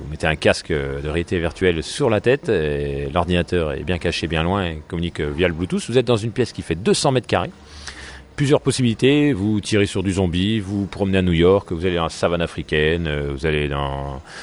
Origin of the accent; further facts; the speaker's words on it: Dijon, Bourgogne-Franche-Comté, France; Donc euh, nous on est originaire de Dijon, on a déjà des, des, beaux complexes de loisirs à